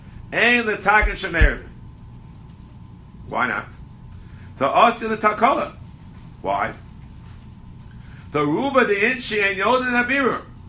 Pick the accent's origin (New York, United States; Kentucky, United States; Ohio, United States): New York, United States; Brooklyn; I grew up in Brooklyn originally.